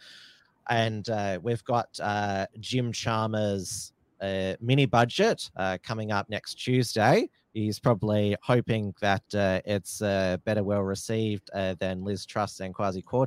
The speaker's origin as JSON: {"language": "English", "region": "Victoria", "country": "Australia", "said": "my home state of Victoria"}